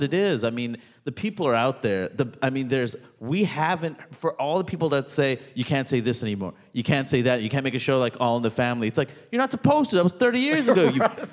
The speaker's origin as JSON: {"language": "English", "town": "New York City", "region": "New York", "country": "United States", "tie": "born or raised there", "said": "I grew up in Queens, New York, most diverse place in the world"}